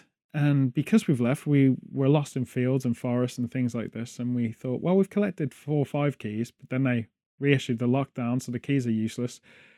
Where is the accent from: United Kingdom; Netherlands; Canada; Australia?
United Kingdom; The closest thing Americans have to jelly, being British, is jello